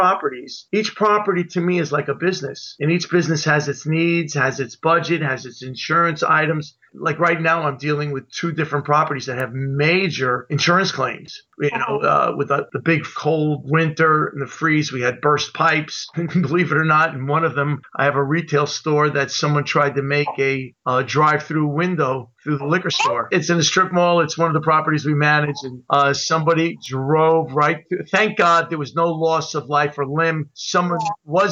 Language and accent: English; New York, United States; now in Milford, United States; growing up in New York, at one point I was trying to be an actor in New York